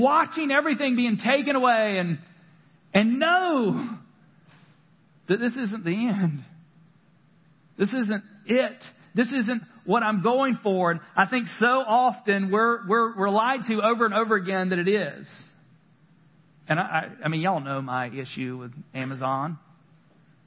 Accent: the South, United States; I grew up in the South

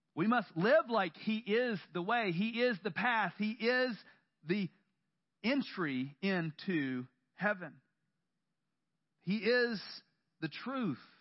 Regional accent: the South, United States; I grew up in the South, and up until I was 18

